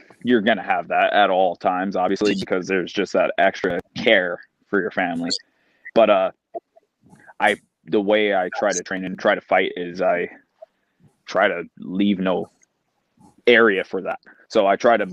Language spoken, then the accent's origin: English; Canada; being a Canadian, a fellow Canadian